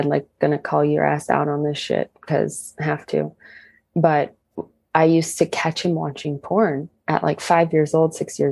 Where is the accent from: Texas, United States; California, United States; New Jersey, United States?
California, United States; Riverside; we're all from Riverside, California.